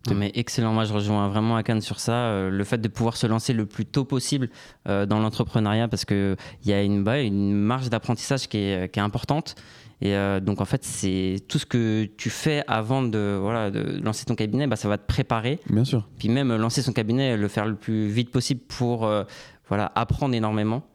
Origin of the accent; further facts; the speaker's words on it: Orly, Île-de-France, France; also born or lived in Canada; je suis originaire d'Orly, dans le sud de Paris